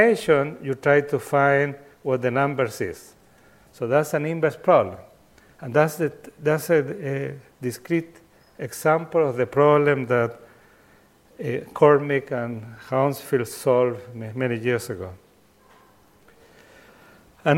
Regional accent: Chile; I come from Chile

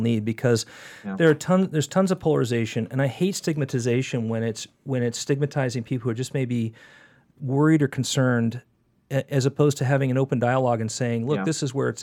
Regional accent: California, United States; my background, I grew up in California

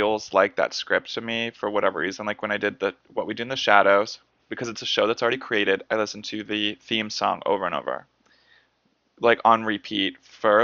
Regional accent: United States; We're American.

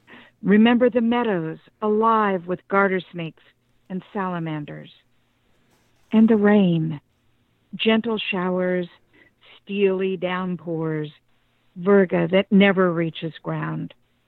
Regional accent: Chico, California, United States; now in Davis, United States; I was born and raised in Chico, and I started crying when I heard about the fire and didn't stop. And I was just, I live in Davis

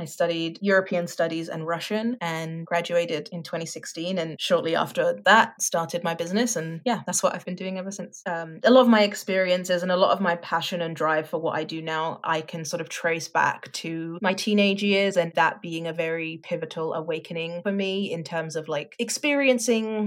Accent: London, United Kingdom; moved away as an adult; also born or lived in France / Netherlands; now in Canada; I grew up in Southeast London and lived there until I was 10, and then we moved to France for a year and then came back to London. And so I spent my teenage years in London

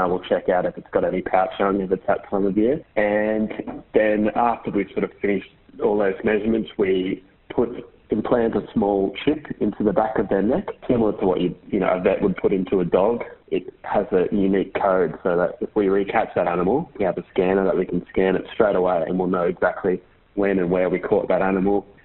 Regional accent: Queensland, Australia; I grew up in Queensland actually

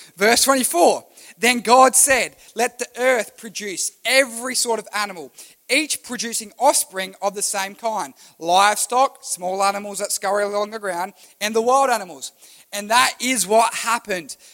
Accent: Australia; I was born in Australia

